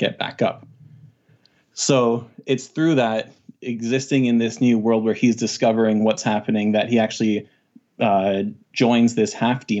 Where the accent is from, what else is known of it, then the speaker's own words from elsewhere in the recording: Canada; I'm from the Great White North in Canada.